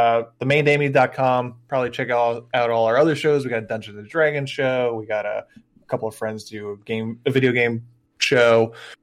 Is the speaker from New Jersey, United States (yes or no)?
yes; Jackson, New Jersey, United States; Yeah, I grew up in Jackson, which is the town that Six Flags is in.